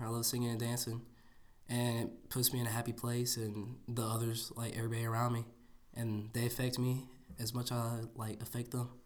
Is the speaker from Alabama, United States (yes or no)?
yes; Jasper, Alabama, United States; from Jasper, Alabama. I go to Jasper High School. I'm in tenth grade